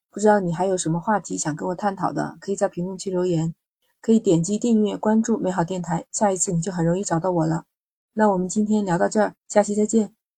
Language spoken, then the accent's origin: Chinese; Hunan, China; now in Shenzhen, China; 我老家在湖南，但是那是一个四季分明的地方，冬天真的是超级的冷啊